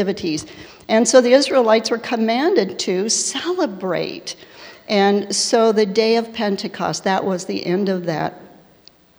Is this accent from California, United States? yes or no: no; Tulsa, Oklahoma, United States; I was born in Tulsa, Oklahoma, to parents who were way too young to be parenting.